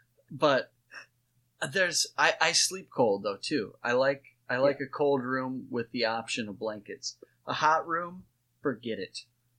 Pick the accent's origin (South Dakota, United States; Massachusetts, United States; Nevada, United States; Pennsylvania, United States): South Dakota, United States; Watertown; you and I grew up in Watertown.